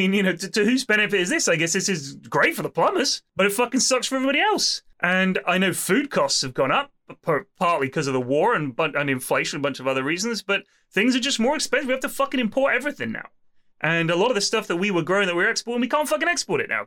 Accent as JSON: {"language": "English", "town": "Bournemouth", "region": "South West England", "country": "United Kingdom", "tie": "born or raised there", "moved": "yes", "lives_now": "Twickenham, United Kingdom", "said": "when I was at school that there were like, I mean, it was in Bournemouth"}